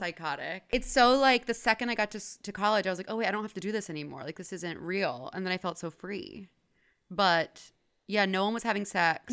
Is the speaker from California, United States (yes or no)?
no; Houston, Texas, United States; I grew up in Houston, Texas.